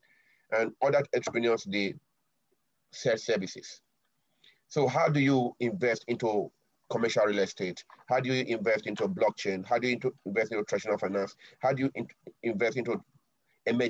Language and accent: English; Benin City, Edo, Nigeria; now in Tokyo, Japan; So we grew up in a society like that. We have our own greetings in Benin